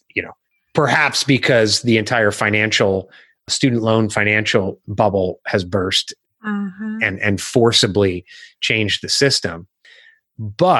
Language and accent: English; Illinois, United States; moved away; I'm originally from Illinois